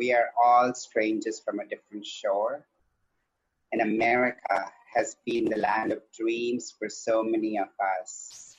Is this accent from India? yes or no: yes; southern India, India; moved away as an adult; also born or lived in Canada; now in San Francisco, United States; I'm originally from India. I was born in the southern part of India, and I grew up there for the first 20 so years of my life. And then I moved here because I needed to transition.